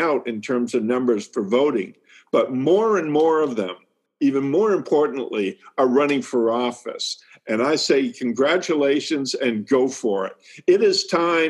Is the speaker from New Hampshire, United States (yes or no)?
yes; New Hampshire, United States; growing up in New Hampshire